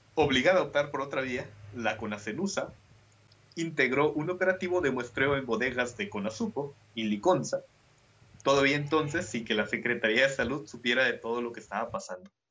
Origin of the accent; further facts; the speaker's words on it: Mexico; soy mexicano